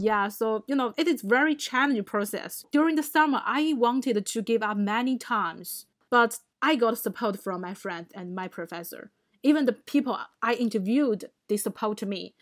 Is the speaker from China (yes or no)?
yes; China; moved away; I come from China.